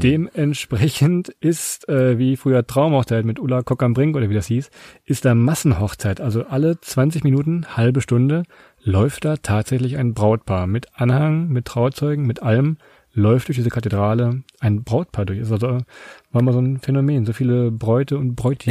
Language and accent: German; Southern Lower Saxony, Germany; Ich komme aus, ich aus Südniedersachsen, da sagt man das so